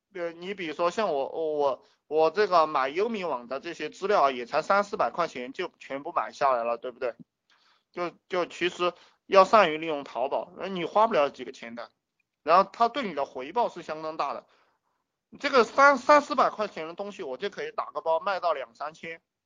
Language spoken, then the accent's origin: Chinese; China; 我们中国人干的